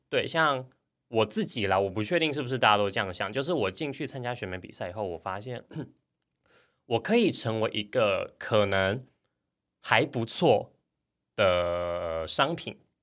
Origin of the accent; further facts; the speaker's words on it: Hsinchu, Taiwan; 我是新竹人